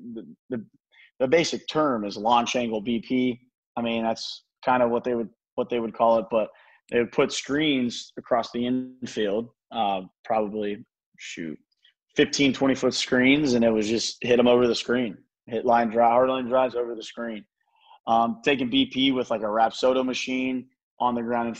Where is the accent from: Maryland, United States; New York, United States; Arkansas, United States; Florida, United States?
Florida, United States; Tampa; also born or lived in Hernando County, Florida; I grew up there until I was 12